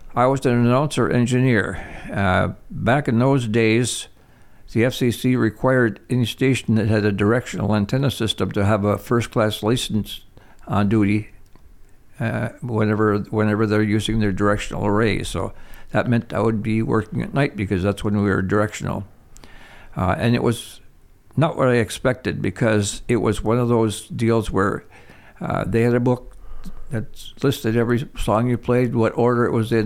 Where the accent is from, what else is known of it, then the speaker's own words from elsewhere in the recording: Toivola, Michigan, United States; I was born in Toivola, Michigan.